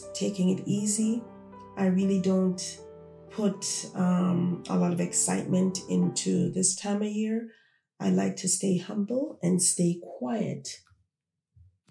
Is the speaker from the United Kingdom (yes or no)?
no; Toronto, Ontario, Canada; also born or lived in Jamaica; I was born in Jamaica. I grew up here in Toronto.